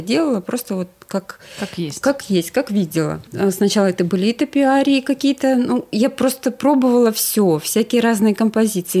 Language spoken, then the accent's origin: Russian; Sakhalin Oblast, Russia; moved away as an adult; also born or lived in Yakutsk / Saint Petersburg / Crimea; В 9 лет э, я уех, уехала с родителями на Сахалин. Mm. Э, и там я жила до 20 Э, двух лет и потом переехала